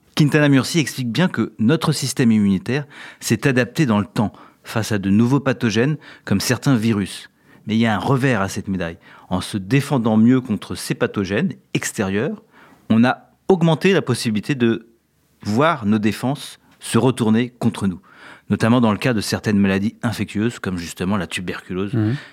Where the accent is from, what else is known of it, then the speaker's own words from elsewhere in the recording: France; Chez nous, en France